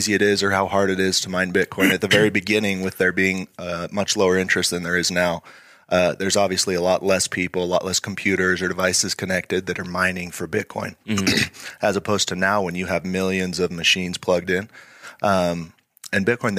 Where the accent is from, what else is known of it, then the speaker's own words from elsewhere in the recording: Idaho Falls, Idaho, United States; I was born and raised in Idaho Falls